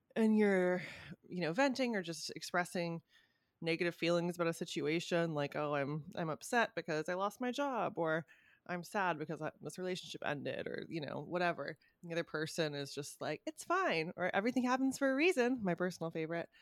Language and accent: English; California, United States; moved away; my hometown, uh, Cal Cal can be a very fucking bizarre place